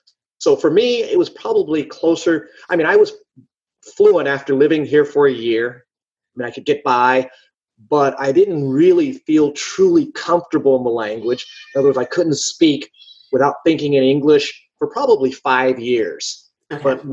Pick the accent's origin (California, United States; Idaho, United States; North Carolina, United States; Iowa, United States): California, United States; moved away; I lived in Washington, D.C. I'm originally from California, but I've moved all over the U.S. Because my father was a civilian contractor for the military.